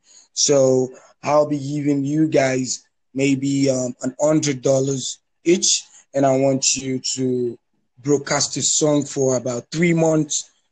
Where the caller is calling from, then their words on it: Lagos, Nigeria; I'm calling you from Lagos, Nigeria.